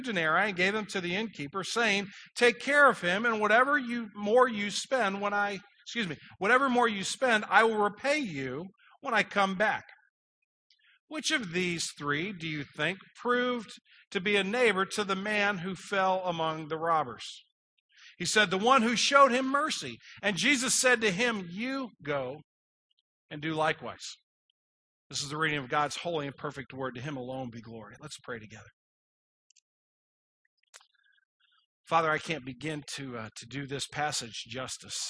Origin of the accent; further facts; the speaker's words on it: United States; I'm an American citizen